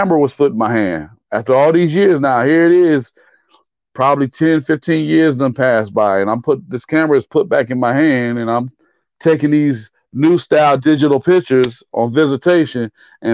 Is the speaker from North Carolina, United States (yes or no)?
yes; Fayetteville, North Carolina, United States; my hometown, Fayetteville State University